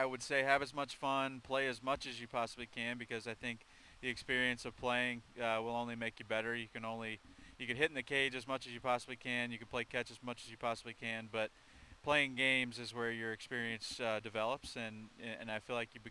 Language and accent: English; Indiana, United States; I grew up in Indiana, obviously, and I'm a huge Indiana Pacer fan